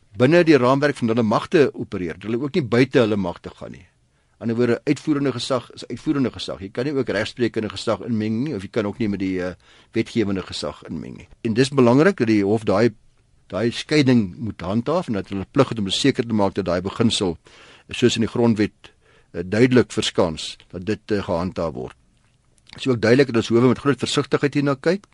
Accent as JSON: {"language": "Afrikaans", "country": "South Africa"}